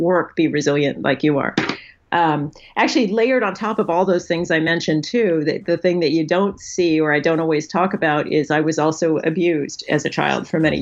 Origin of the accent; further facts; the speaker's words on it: National City, California, United States; I grew up in San Diego, National City, for those of you who know San Diego very well, which is near the Mexican border